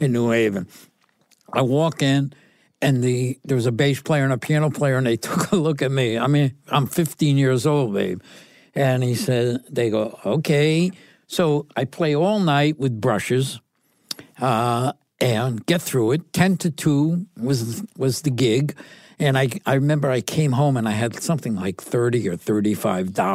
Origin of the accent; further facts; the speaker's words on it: New Haven, Connecticut, United States; growing up in Connecticut, I grew up, uh, on, uh, an area called City Point, and it was near the water